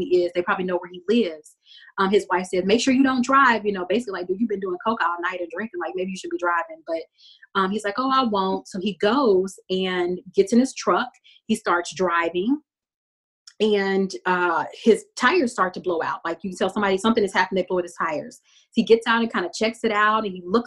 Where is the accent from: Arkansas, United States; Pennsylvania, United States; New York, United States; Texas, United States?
Texas, United States; I'm from Texas.